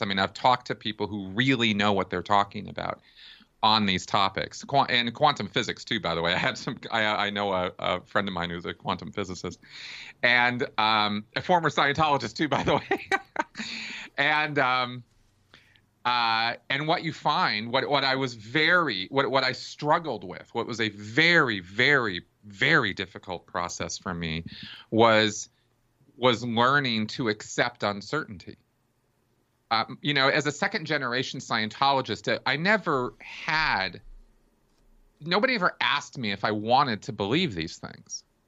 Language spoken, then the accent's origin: English; Pasadena, California, United States; I grew up in Pasadena, California